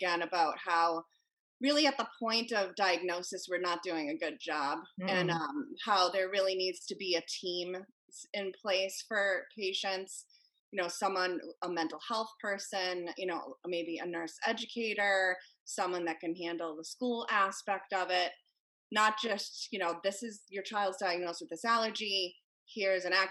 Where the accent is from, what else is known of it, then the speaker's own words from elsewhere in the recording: Cape Cod, Massachusetts, United States; moved away; also born or lived in Connecticut; I grew up on Cape Cod